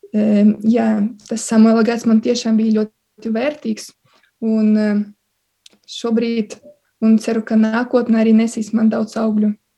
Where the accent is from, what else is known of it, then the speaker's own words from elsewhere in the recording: Silene, Augšdaugava Municipality, Latvia; moved away as an adult; now in Riga, Latvia; Es eh, nāku no Latvijas puses, no maza ciematiņa Silenes. Eh, tas ir pie Baltkrievijas robežas